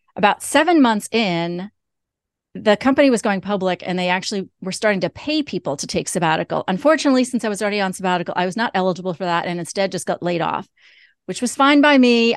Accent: New York, United States; I'm originally from New York.

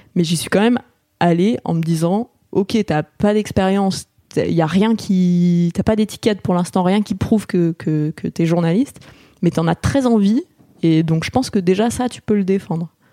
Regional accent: Grenoble, Auvergne-Rhône-Alpes, France; also born or lived in Paris; je suis née à Paris. Mais euh, après, mes parents ont, déménagé assez rapidement à Grenoble et donc j'ai passé euh, de mes 3 ans à mes 18 ans euh, à Grenoble

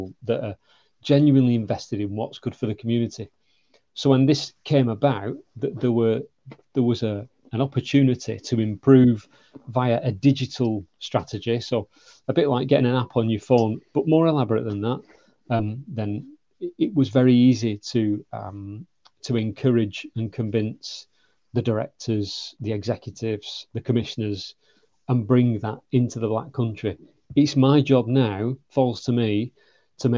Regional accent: the north of England, United Kingdom; accent: northern; moved away; also born or lived in London / South Coast / Manchester; as you can tell by my accent, I'm a northerner

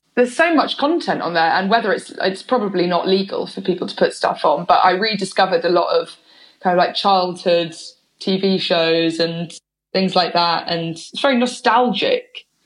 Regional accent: Oxford, South East England, United Kingdom; moved away as an adult; also born or lived in London / Bristol; I grew up half in London, half in Oxford

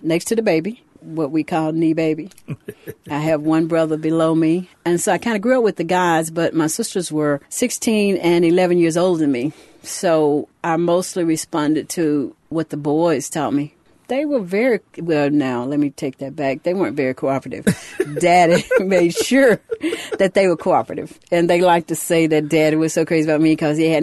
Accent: Louisville, Mississippi, United States; I grew up in Louisville, Mississippi.

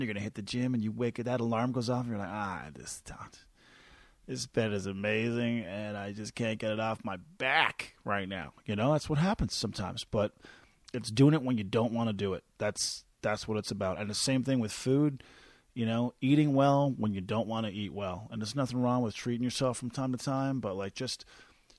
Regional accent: Newfoundland and Labrador, Canada; moved away as an adult; also born or lived in St. John's; now in Calgary, Canada; I'm from Newfoundland originally

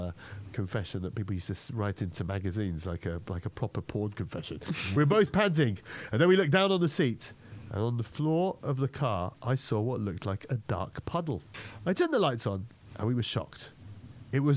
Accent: Malta; I grew up in Malta, which is a tiny island south of Italy

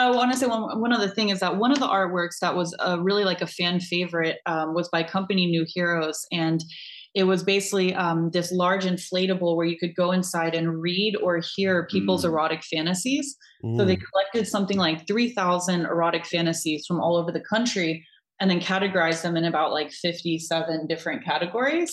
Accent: United States; now in Netherlands; I'm American, so I also grew up with that kind of very conservative mentality around it.

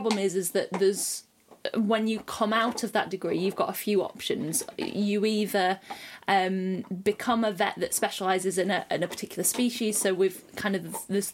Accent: the Lakes, North West England, United Kingdom; moved away as an adult; also born or lived in Nottingham; I'm from the Lakes.

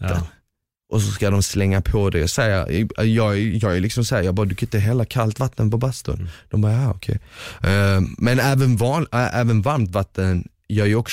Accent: Finland; shit alltså du tål fan mycket och jag är ändå finne.

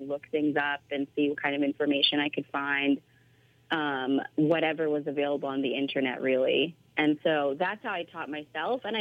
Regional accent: Bay Area, California, United States; also born or lived in Philippines; I grew up in the Bay Area in California, but I was born in the Philippines, and I moved here when I was 2

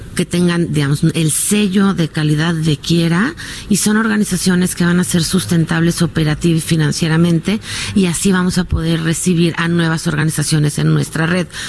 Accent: Mexico

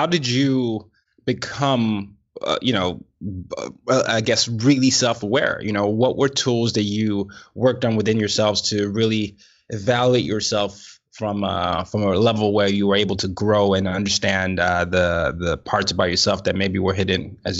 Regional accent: Nigeria; I was initially told that therapists were only for Americans, you know, or people in the West, and I'm Nigerian.

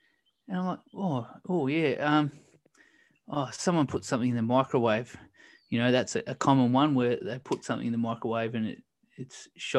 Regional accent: Australia; being Australian, we do, you know, we're quite fond of steak as well.

